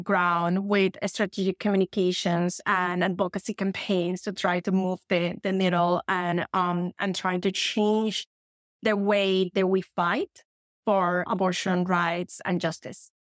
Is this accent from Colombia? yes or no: yes; Colombia; moved away as an adult; now in New York, United States; I am originally from Colombia, as you said, but I have been living in the United States for sixteen years now